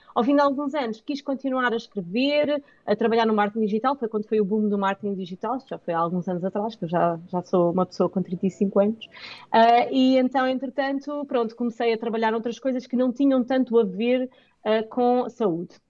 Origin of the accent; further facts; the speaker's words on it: Portugal; nós somos portugueses, o meu inglês é ótimo, mas não sou nativa